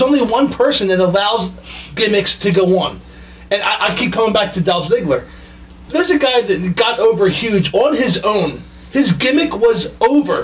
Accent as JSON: {"language": "English", "town": "Philadelphia", "region": "Pennsylvania", "country": "United States", "said": "We're all from Philadelphia"}